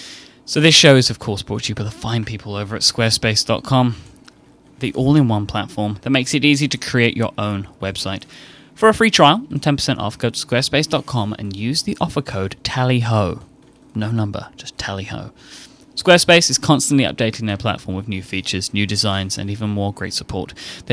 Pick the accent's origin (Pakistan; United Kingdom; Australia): United Kingdom; I, you know, as I knew that I was British, this helps confirm the fact that I now know that I am British.